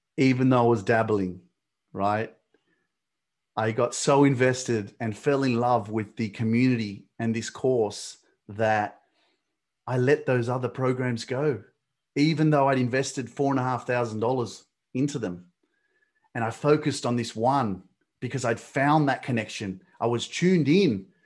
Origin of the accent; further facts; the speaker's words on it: Australia; I'm Australian. I was born in Australia